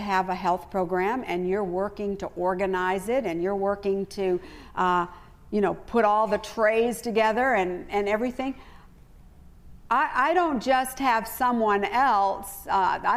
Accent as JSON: {"language": "English", "country": "United States", "said": "I know I'm not an Australian, and I know my accent gives me away"}